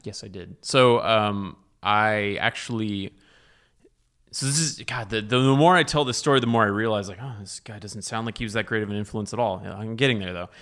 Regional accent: Dallas, Texas, United States; also born or lived in Austin; I was raised in Dallas

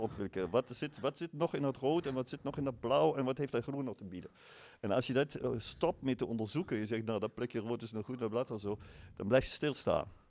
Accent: Germany; Dutch is a second language; now in Eindhoven, Netherlands; ik uit Duitsland kom

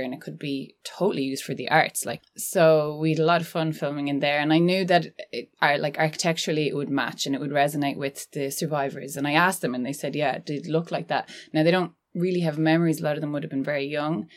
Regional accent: Annadown, Connacht, Ireland; I'm from Galway and I grew up in Annadown, which is really close to Tuam

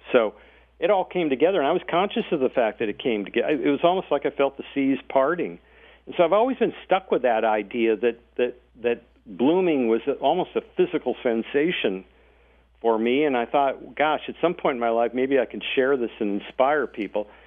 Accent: North Dakota, United States; moved away as an adult; also born or lived in Silicon Valley, California; I was born and raised in North Dakota

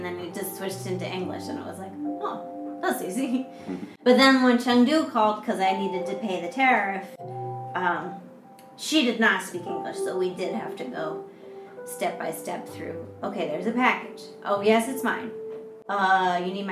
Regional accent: United States; moved away as an adult; now in China; Now I'm in China, as an American

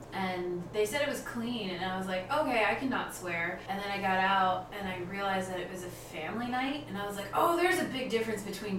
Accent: East Coast, Canada; moved away as an adult; also born or lived in Mexico; now in United States; I'm from Canada, so I moved him to Canada.

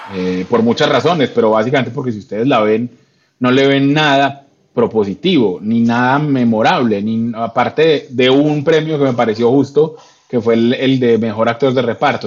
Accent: Colombia; como colombiano

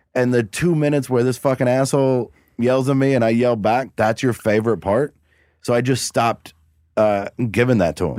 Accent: Cincinnati, Ohio, United States; I was from Cincinnati, not Houston

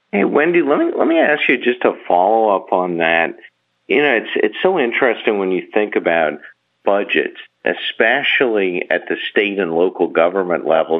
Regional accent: Bahamas; I'm from the Bahamas, and we have, you know, a country-owned television station

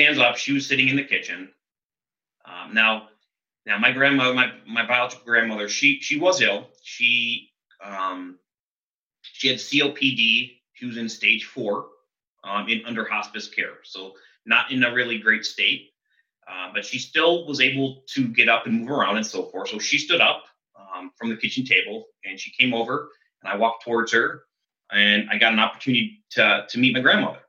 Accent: Seattle, Washington, United States; I'm from Seattle.

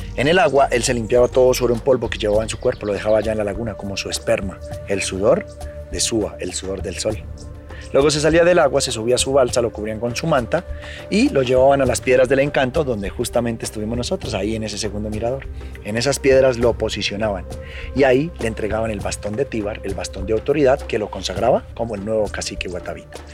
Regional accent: Sesquilé, Cundinamarca, Colombia; Yo soy parte de la comunidad indígena muisca del municipio de Sesquilé

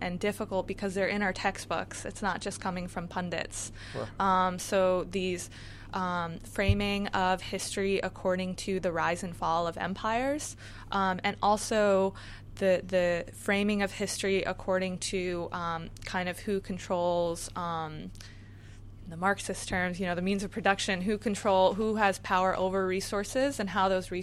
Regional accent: New York area, United States; I'm from the New York area.

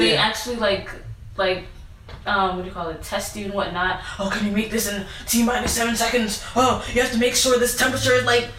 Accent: Brockton, Massachusetts, United States; born there; I was born in Boston, Brockton. Sorry, I always say Boston.

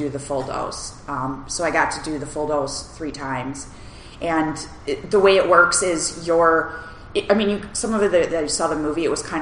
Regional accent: Wisconsin, United States; now in Portland, United States; I'm actually from Portland, Oregon, originally from Wisconsin, so I'm from the U.S.

